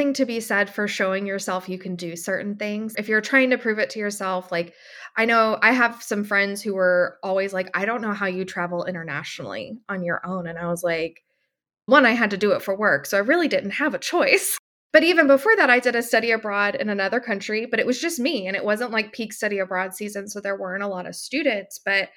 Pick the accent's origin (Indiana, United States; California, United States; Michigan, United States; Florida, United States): Florida, United States; I'm from Florida.